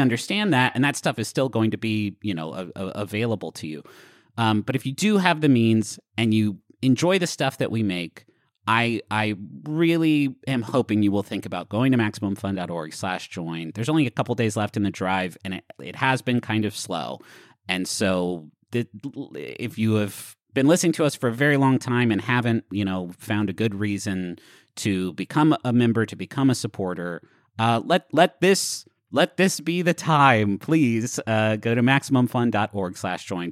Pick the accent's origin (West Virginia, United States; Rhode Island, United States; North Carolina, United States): West Virginia, United States; Huntington; moved away; also born or lived in Austin / Washington, D.C.; growing up in Huntington